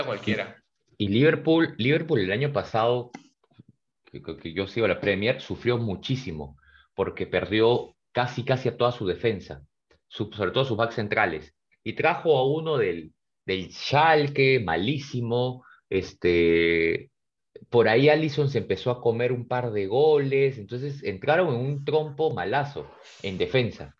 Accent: Peru; somos peruanos

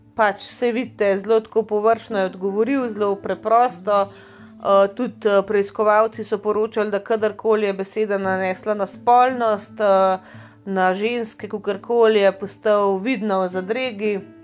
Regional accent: Slovenia

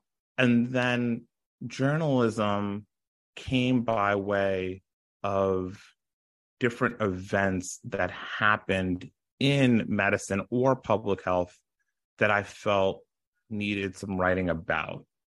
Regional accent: Brooklyn, New York, United States; also born or lived in Ottawa, Canada / Long Island, United States; So I grew up in Brooklyn, New York. I grew up in Canada, in Ottawa specifically. And then I grew up also in Long Island when my parents moved from Brooklyn to Long Island.

